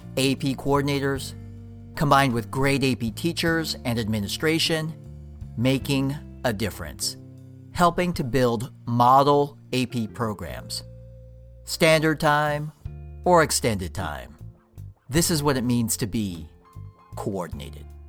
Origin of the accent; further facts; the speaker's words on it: Bay Area, California, United States; born and raised on the West Coast, specifically the Bay Area